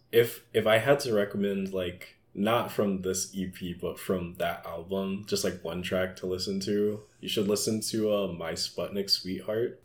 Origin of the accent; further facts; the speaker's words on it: Atlanta, Georgia, United States; also born or lived in Minneapolis; now in Philadelphia, United States; I grew up in Atlanta